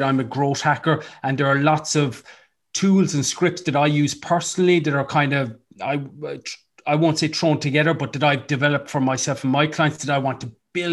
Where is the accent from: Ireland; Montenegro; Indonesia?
Ireland